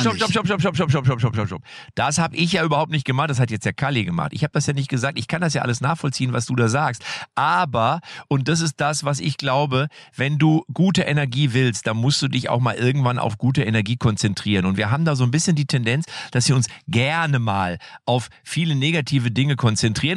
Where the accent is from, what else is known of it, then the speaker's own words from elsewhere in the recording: Germany; bei uns in Deutschland